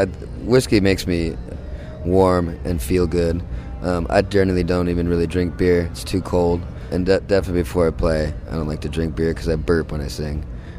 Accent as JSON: {"language": "English", "town": "Dana Point", "region": "California", "country": "United States", "tie": "born or raised there", "said": "where I grew up in Dana Point at Salt Creek"}